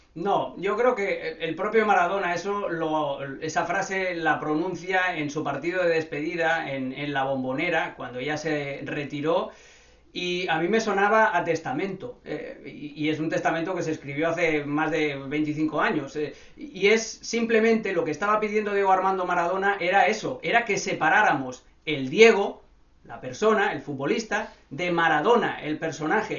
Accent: Barcelona, Catalonia, Spain; yo crecí, nací en Barcelona.

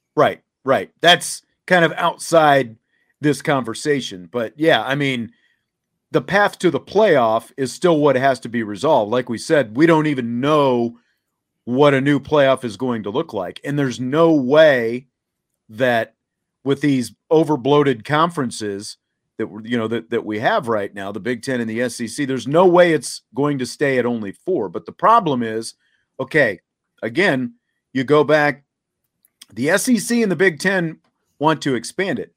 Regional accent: Kansas, United States; moved away; Having grown up where I grew up in Kansas

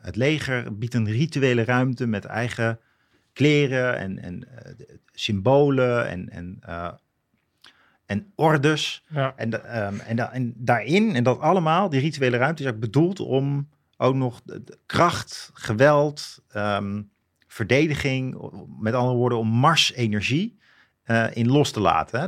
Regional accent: Leusden, Utrecht, Netherlands; ik ben opgegroeid in zo'n bloemkoolwijk in Leusden.

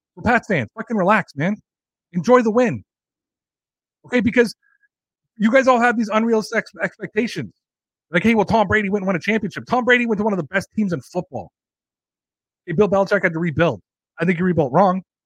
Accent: Canada; I'm Canadian

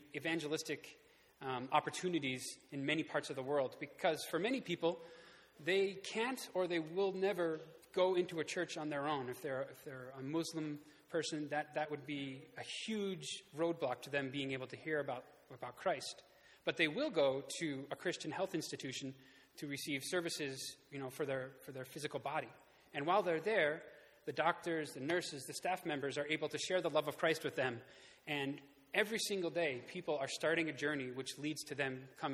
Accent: Houghton, New York, United States; moved away as an adult; now in Kenya; I grew up here in Houghton

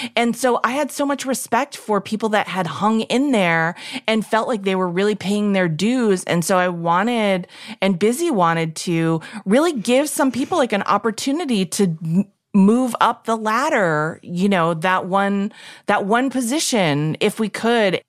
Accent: New York City, New York, United States; growing up in New York City

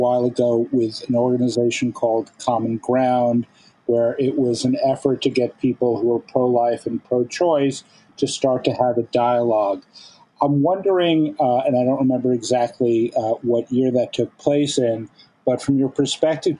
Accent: New York, United States; I'm a New Yorker.

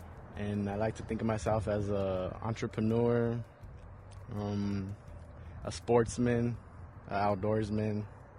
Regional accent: Tucson, Arizona, United States; Tucson is my hometown, somewhere I was born and raised.

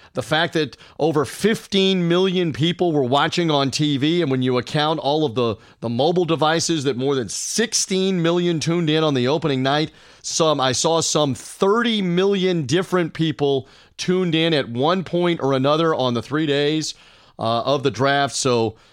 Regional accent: East Tennessee, United States; moved away; also born or lived in Tampa, Florida; I grew up in Tennessee before moving to Tampa

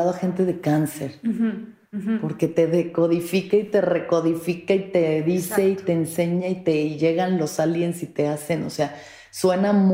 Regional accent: Mexico

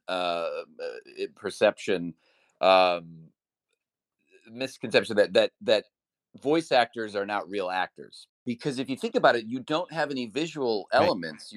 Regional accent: Cleveland, Ohio, United States; I grew up in Cleveland

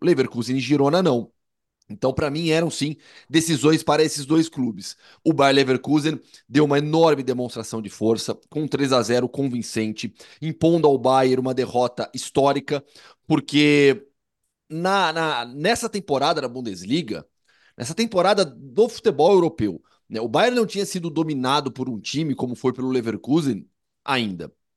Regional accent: interior of São Paulo, Brazil; moved away as an adult; now in Madrid, Spain; no interior de São Paulo, a gente tinha muito isso, né? Na minha adolescência, assim, eu cansei de ir em carnaval de salão

